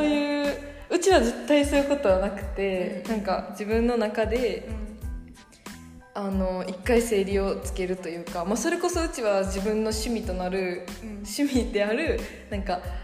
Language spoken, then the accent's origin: Japanese; Japan; 日本でずっと生まれ育って育って日本のことしか知らへん